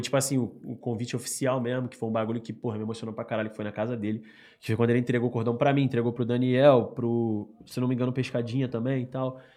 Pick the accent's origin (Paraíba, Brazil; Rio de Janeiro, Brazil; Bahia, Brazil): Rio de Janeiro, Brazil; also born or lived in Baixada Fluminense; Eu fui pra Rocinha quando eu tinha mais ou menos uns seis anos de idade